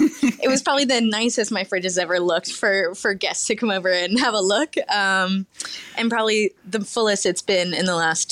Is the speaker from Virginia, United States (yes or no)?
yes; Virginia, United States; So I grew up on the East Coast in Virginia and went to culinary school in New York at the CIA.